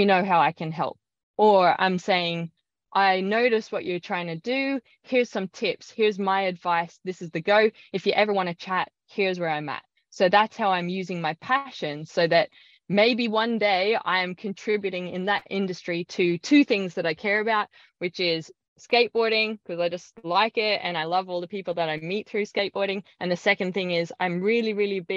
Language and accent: English; Ireland; now in Australia; I grew up in Ireland